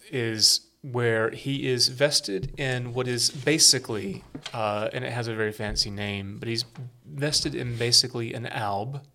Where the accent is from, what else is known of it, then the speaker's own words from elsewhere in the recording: United States; being Americans